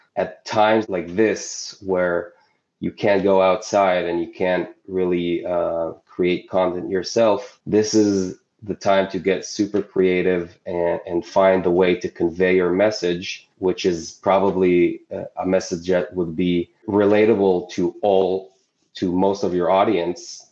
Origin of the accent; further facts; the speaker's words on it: Israel; I'm from Israel